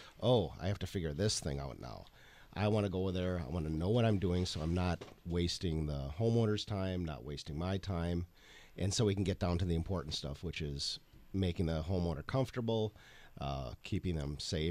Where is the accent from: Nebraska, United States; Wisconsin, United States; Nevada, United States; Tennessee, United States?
Wisconsin, United States; Sturgeon Bay; moved away; I grew up in Door County